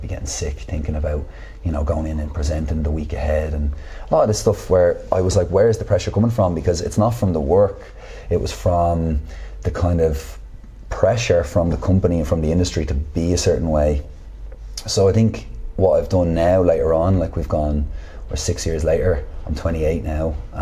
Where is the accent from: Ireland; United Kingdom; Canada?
Ireland; Dublin, Leinster; I grew up in Artane